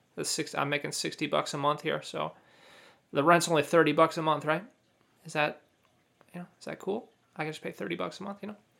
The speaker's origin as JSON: {"language": "English", "country": "United States", "said": "I'm a U.S. citizen."}